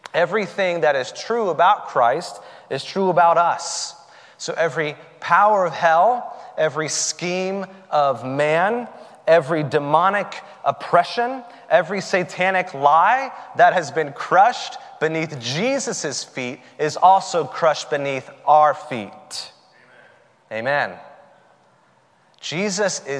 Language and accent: English; the South, United States; the expression that I grew up with in the South, all y'all